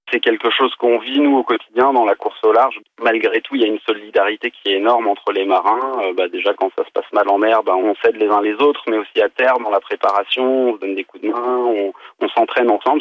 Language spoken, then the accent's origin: French; Paris, Île-de-France, France; J'ai grandi à Paris